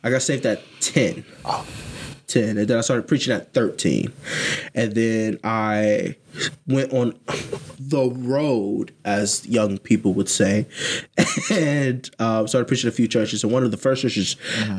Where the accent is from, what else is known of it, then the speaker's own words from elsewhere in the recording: Columbus, Ohio, United States; I'm from Columbus. I'm from Columbus.